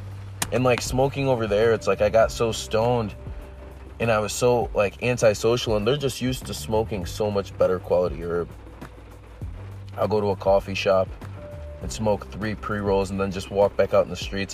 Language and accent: English; United States; I'm from the States, obviously